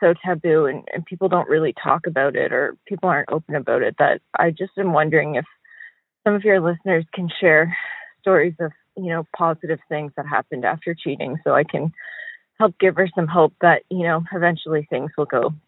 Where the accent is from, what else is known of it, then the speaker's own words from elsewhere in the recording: Canada; I'm a Canadian calling you.